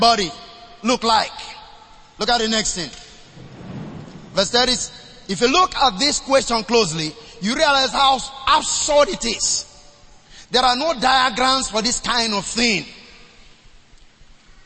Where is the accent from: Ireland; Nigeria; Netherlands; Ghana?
Nigeria; I was born in the River Niger.